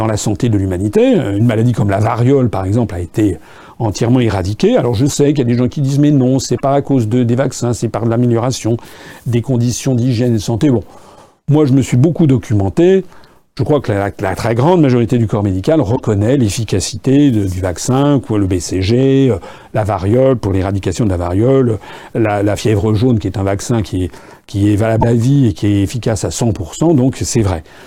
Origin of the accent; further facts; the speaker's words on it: France; also born or lived in Japan; quand j'étais jeune, il n'y avait pas des uniformes euh, euh, en France